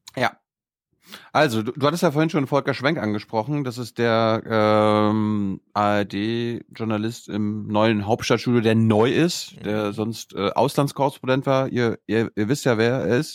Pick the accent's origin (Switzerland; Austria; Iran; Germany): Germany; Mecklenburg-Vorpommern; moved away; meine Heimat